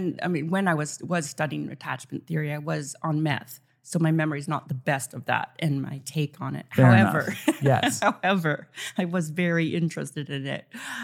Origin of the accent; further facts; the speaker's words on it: Canada; now in Los Angeles, United States; when I moved to Los Angeles, people said, oh, you're Canadian. Canadians are so nice. And I was very resentful at that. I said, well, we're not. I'm not.